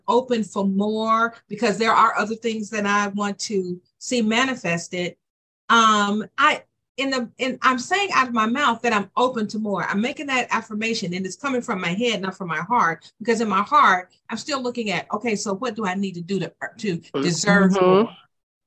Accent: Decatur, Georgia, United States; also born or lived in Atlanta, Georgia; I am from Decatur, Georgia, or Atlanta, Georgia.

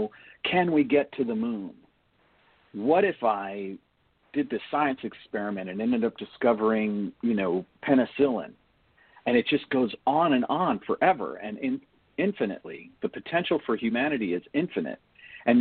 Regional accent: United States; as an American

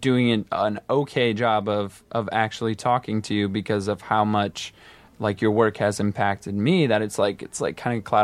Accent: Iowa, United States; moved away; I'm from the Midwest too, from Iowa

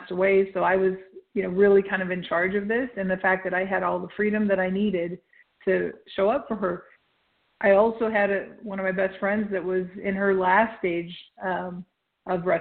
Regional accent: Nebraska, United States; I'm from Nebraska, so like 300 above sea level

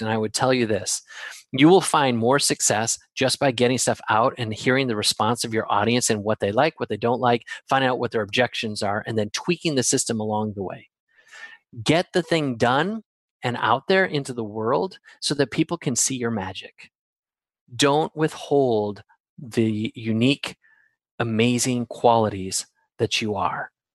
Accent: Wisconsin, United States; I'm from Wisconsin

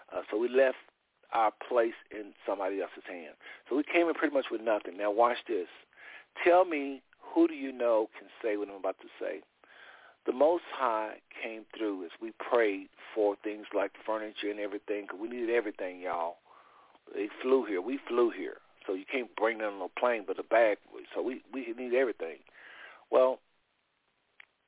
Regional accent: Texas, United States; moved away as an adult; also born or lived in Ohio; I was from Texas, CLC and all of that, and then I moved to Ohio, and I came back

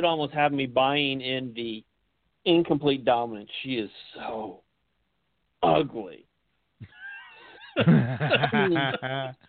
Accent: Norristown, Pennsylvania, United States; I was born in Norristown, so I'm outside of Philly.

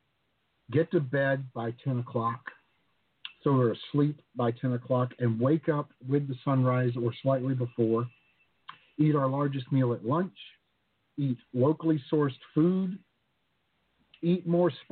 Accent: the South, United States; moved away; also born or lived in the islands; I grew up in the South

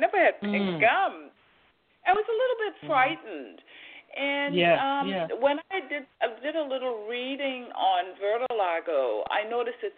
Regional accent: Trinidad & Tobago; also born or lived in Boston, Massachusetts, United States; now in United States; I was born in Trinidad. I came to the United States in 1970, and I'm still here

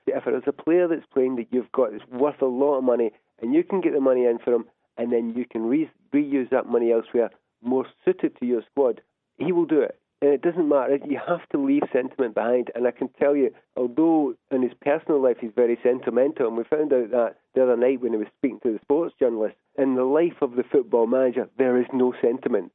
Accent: Scotland, United Kingdom; I don't call myself English, I'm British, I'm Scottish

